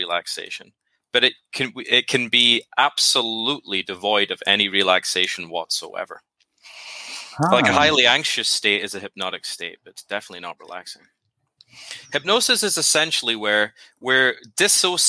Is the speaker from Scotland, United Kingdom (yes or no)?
yes; Scotland, United Kingdom; now in Nashville, United States; I'm originally from Scotland, but I live in Nashville, Tennessee now